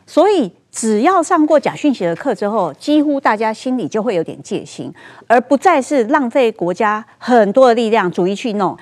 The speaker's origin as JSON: {"language": "Chinese", "country": "Taiwan", "said": "我们台湾人"}